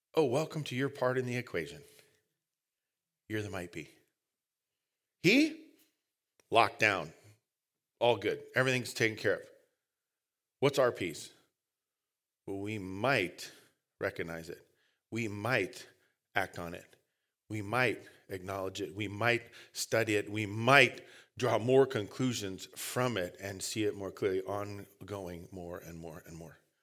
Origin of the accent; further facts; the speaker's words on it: United States; We're lazy English Americans